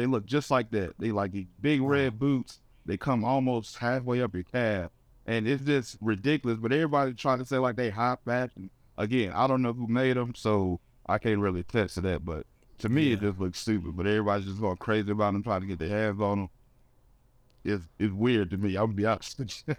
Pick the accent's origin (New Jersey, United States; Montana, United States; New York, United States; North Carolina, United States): North Carolina, United States; Reidsville; Yeah, I'm actually from Reedsville, which is like maybe 20 minutes up the road from Greensboro.